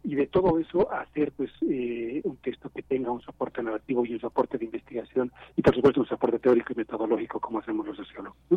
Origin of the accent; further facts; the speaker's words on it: Bolivia; now in Mexico City, Mexico; yo soy boliviano y soy mexicano a la vez